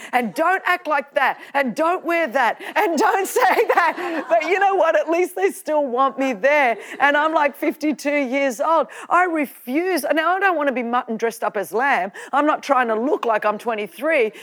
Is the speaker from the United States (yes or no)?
no; Australia; I'm Australian